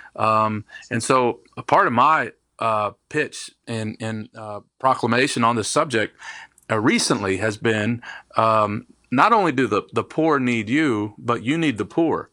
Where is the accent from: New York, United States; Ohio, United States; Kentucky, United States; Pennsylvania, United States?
Kentucky, United States; also born or lived in Detroit, Michigan; now in Raleigh, United States; I was born in Detroit, Michigan, um, but moved to Kentucky when I was small